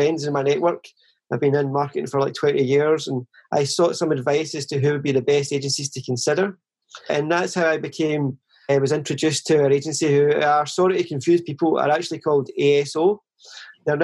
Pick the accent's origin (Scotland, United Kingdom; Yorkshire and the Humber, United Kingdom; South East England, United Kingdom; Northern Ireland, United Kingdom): Scotland, United Kingdom; Vale of Leven; also born or lived in Chelsea, London; now in London, United Kingdom; I was born and raised in the Vale of Leven, which is a small town near Loch Lomond.